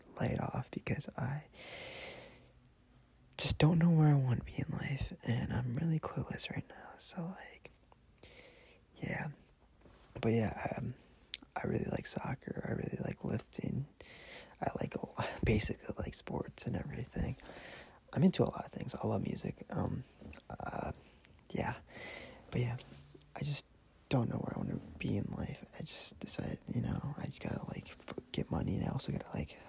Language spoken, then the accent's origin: English; Madison area, Wisconsin, United States; I'm Mexican. I was born in Wisconsin. I'm not going to disclose what part of Wisconsin, just like in Madison area